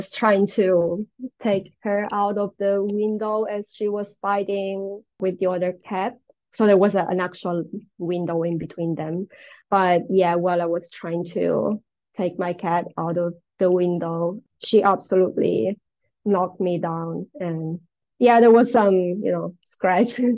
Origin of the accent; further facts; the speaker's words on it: Italy; moved away as an adult; now in United States; I was born in Italy and grew up, I stayed there for 30 years and then I moved here.